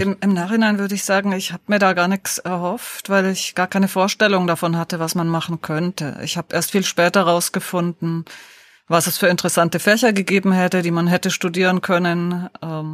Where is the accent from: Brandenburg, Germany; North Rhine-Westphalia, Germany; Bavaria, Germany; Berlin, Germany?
Bavaria, Germany; Deggendorf; in Niederbayern, in Deggendorf